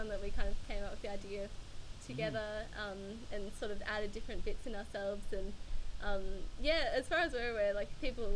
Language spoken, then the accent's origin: English; Melbourne, Victoria, Australia; I'm from Melbourne